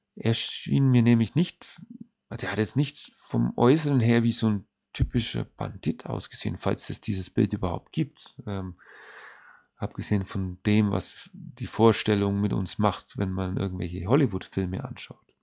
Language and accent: German; Germany; bei uns in Deutschland